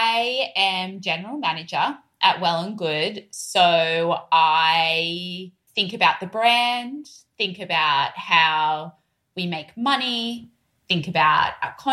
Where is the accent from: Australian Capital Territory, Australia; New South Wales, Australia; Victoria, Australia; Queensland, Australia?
New South Wales, Australia; Sydney; accent: broad Australian; moved away as an adult; now in New York, United States; I'm from Sydney